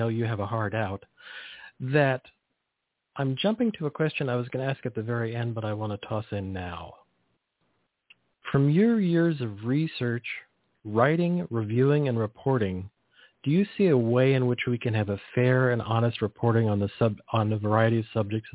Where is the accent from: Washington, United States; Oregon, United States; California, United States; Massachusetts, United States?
California, United States; Pacific Grove; I grew up near Pacific Grove, California